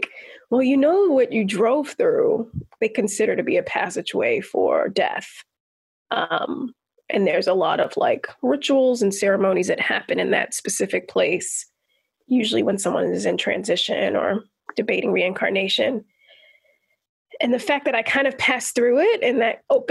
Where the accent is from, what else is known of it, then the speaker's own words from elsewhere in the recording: Baltimore, Maryland, United States; growing up in Baltimore in the Black community